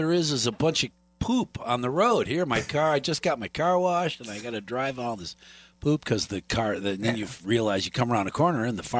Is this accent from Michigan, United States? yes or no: yes; north of Detroit, Michigan, United States; moved away as an adult; now in Wisconsin, United States; Michigan. North of Detroit by about 45 minutes